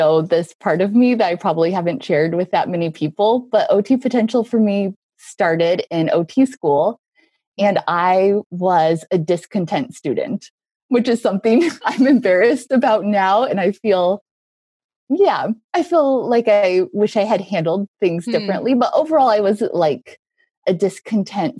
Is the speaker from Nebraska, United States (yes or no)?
yes; Nebraska, United States; moved away as an adult; also born or lived in New York / Lincoln, Nebraska; now in Chicago, United States; I'm from Nebraska, but I went to school at NYU. But then when I was done, I moved back to small town Nebraska.